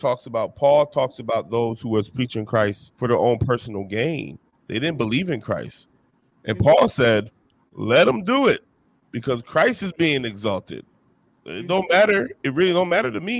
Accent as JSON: {"language": "English", "region": "New Jersey", "country": "United States", "said": "I'm from Jersey, so we don't do iced tea."}